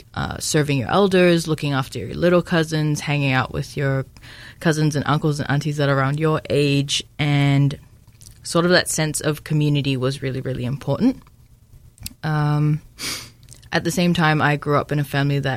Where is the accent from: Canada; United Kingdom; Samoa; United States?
Samoa; moved away as an adult; now in New Zealand; I was born and raised in Samoa